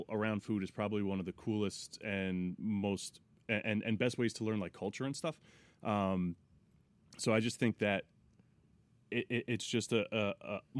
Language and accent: English; Monroe, New York, United States; also born or lived in Teaneck, New Jersey; I was born in Teaneck, New Jersey. I grew up in uh, Monroe, New York.